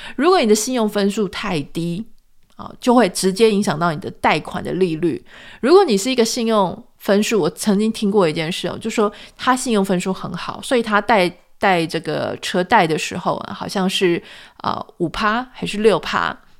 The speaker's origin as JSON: {"language": "Chinese", "country": "Taiwan", "tie": "born or raised there", "moved": "as an adult", "lives_now": "United States", "said": "我们是自己台湾土生土长"}